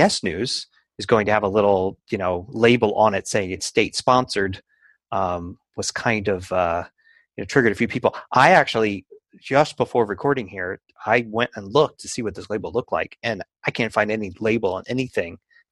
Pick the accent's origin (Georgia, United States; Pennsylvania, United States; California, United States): Pennsylvania, United States; Philadelphia; moved away; I'm from Philadelphia